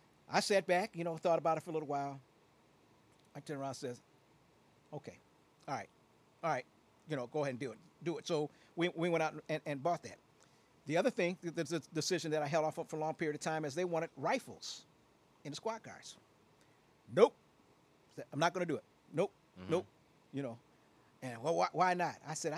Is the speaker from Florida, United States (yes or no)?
no; Aurora, Illinois, United States; also born or lived in Chicago; You know, and I born and raised in Chicago. I'm an Auroran. You know, that's I'm from Aurora.